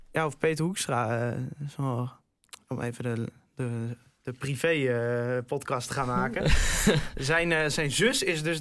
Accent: Groningen, Netherlands; dat, dat maak je als Groninger toch ook weer een beetje trots.

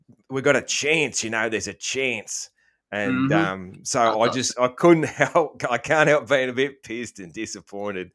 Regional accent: Australia; I'm an Aussie

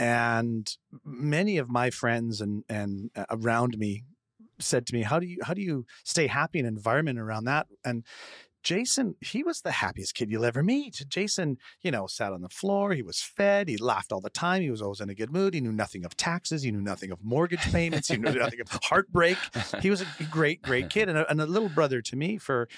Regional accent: Winnipeg, Manitoba, Canada; I was born in Winnipeg with my family, which if anyone ever tells you that hell is fire and brimstone, they're incorrect. It's 40 feet of 40 below and 8 feet of snow.

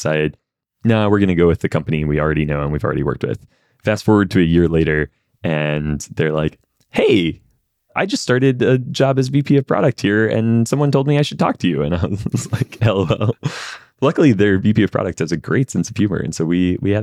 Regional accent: Columbia, South Carolina, United States; moved away as an adult; now in Charleston, United States; We're going to move from Columbia to Charleston.

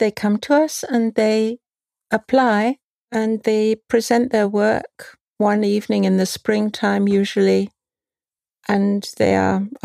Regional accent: London, United Kingdom; now in Vienna, Austria; From London originally.

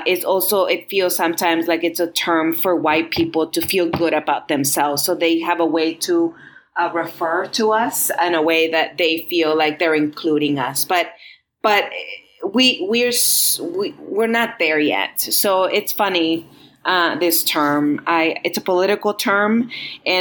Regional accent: Los Angeles, California, United States; born or raised there; also born or lived in Montreal, Canada / Guatemala; now in Roswell, United States

